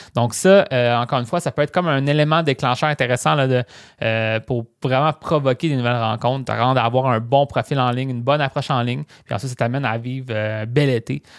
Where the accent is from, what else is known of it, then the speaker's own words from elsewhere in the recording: Rimouski, Quebec, Canada; Moi, je viens de Rimouski, qui est une petite ville.